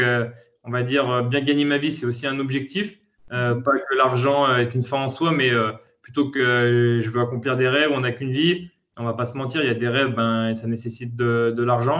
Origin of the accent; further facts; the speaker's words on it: Lyon, Auvergne-Rhône-Alpes, France; je suis né à Lyon, euh, fils de commerçants